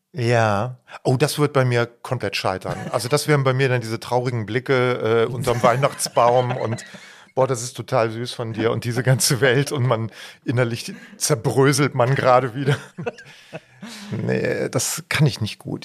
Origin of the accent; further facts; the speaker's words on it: Odenthal, North Rhine-Westphalia, Germany; meinem Heimatdorf Voßwinkel, Vosswinkel